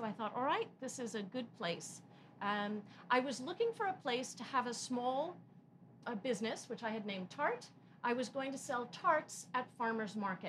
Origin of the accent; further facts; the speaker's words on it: Connecticut, United States; also born or lived in New York City / Baltimore; I was born in New York City also, but grew up in Connecticut. And I moved around rather a lot. I spent 4 years in boarding school outside of Baltimore, Maryland.